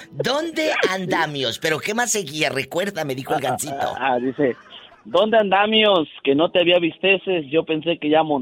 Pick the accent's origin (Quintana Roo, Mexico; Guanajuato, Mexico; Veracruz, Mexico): Veracruz, Mexico; Tlapacoyan; also born or lived in Toluca, Mexico; Eh, nací en Toluca, Estado de México, pero me registraron en Guerrero, pero viví muchos años en Veracruz.